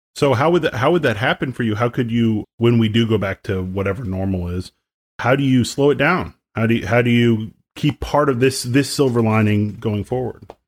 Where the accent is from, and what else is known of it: outside of Detroit, Michigan, United States; born or raised there